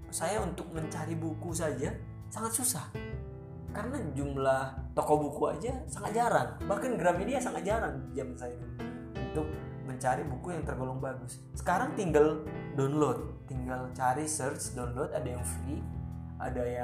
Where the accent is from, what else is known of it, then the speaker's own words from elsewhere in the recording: North Sumatra, Indonesia; moved away as an adult; untuk berangkat dari kampung saya dari Sumatera Utara ke Bandung saja itu harus mengorder